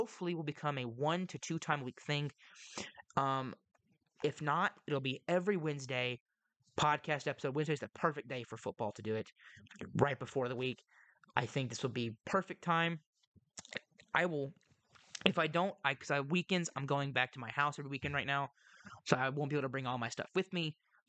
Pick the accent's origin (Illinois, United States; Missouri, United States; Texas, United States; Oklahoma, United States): Texas, United States; I am not the best at English at times. And I'm from Texas.